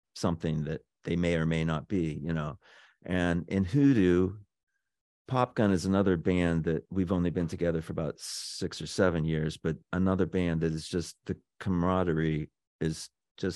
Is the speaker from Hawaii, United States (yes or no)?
no; Pennsylvania, United States; moved away as an adult; When I got here in the 80s, I grew up in Pennsylvania, but I've been here virtually all my life, all my professional life